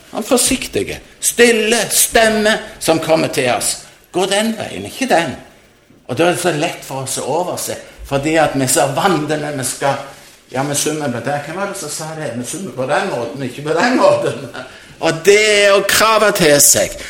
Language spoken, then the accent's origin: Norwegian; Jørpeland, Rogaland, Norway; hjemme på Jørpeland